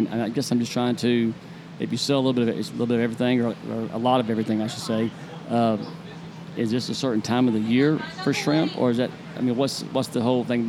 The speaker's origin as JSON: {"language": "English", "town": "Jacksonville", "region": "Florida", "country": "United States", "said": "Me, I'm from Jacksonville"}